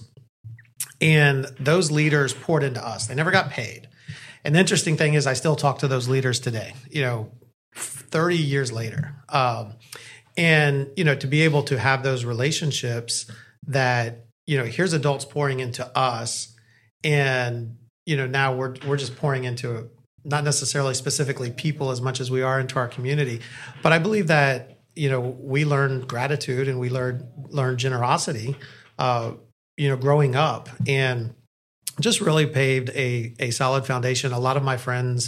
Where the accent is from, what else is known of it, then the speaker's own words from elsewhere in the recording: Orlando, Florida, United States; I grew up in Orlando, so I had an amazing childhood